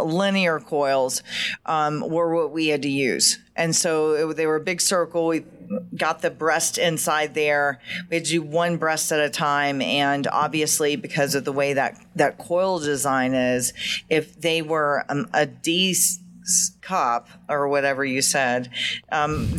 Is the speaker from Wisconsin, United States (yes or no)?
no; Georgia, United States; accent: deep southern; I'm proud of my Southern roots.